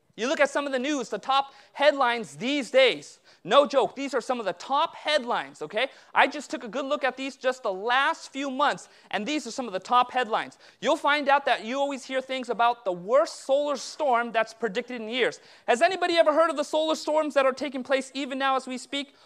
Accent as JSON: {"language": "English", "region": "Southern California", "country": "United States", "tie": "born or raised there", "said": "I was born and raised in Southern California, but my parents immigrated from India a year before I was born."}